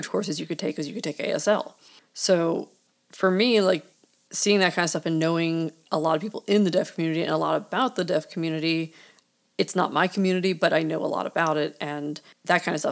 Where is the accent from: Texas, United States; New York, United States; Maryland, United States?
Maryland, United States; I grew up in Maryland where we had a very large deaf population